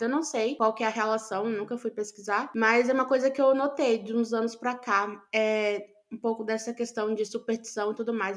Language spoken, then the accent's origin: Portuguese; Amazon, Brazil; cresci na Amazônia